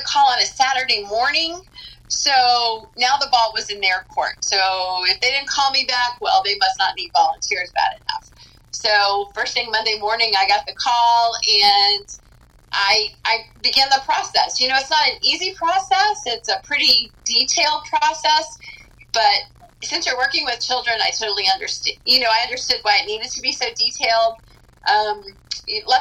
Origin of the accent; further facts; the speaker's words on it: Tampa, Florida, United States; also born or lived in Fort Pierce, Florida; Actually born in Fort Pierce, but raised in Tampa. Went to school here.